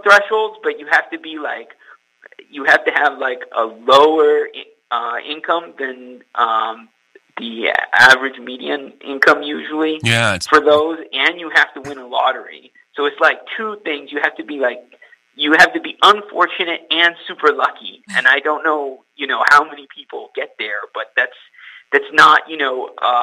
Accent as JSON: {"language": "English", "region": "California", "country": "United States", "moved": "as an adult", "lives_now": "Brooklyn, United States", "said": "I am from California."}